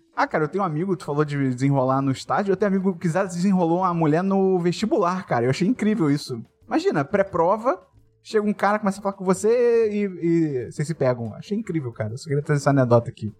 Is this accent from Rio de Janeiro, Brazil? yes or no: yes; Rio de Janeiro, Brazil; eu fiz escolinha quando era criança, fiz aí no B-Bola